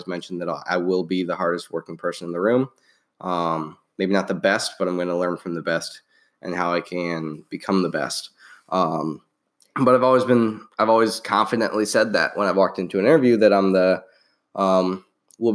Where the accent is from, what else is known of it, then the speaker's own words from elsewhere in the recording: Midwest, United States; moved away; Both from the Midwest